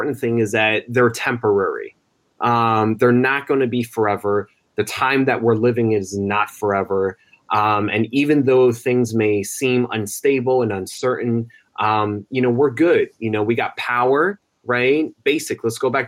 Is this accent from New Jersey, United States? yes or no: yes; New Jersey, United States; in the town that I was born in New Jersey